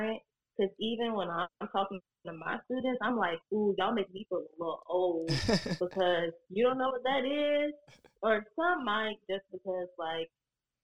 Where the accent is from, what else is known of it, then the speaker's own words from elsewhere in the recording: Richmond, Virginia, United States; I'm from Virginia, Richmond to be exact, you know, the capital of the South, all that crazy stuff. I went to the public school system there